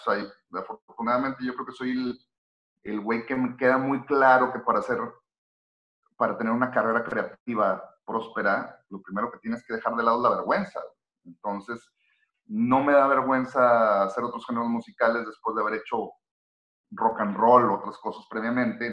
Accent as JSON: {"language": "Spanish", "town": "Monterrey", "region": "Nuevo León", "country": "Mexico", "said": "soy un tipo mexicano de la ciudad de Monterrey"}